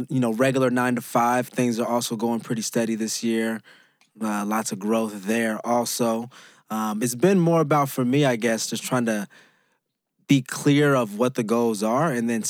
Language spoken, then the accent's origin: English; West Coast, United States; we are both from the West Coast